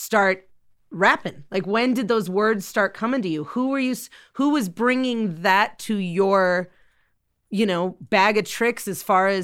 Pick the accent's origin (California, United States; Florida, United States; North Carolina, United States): California, United States; Burbank; I'm from Los Angeles, so I was living, I'm from Burbank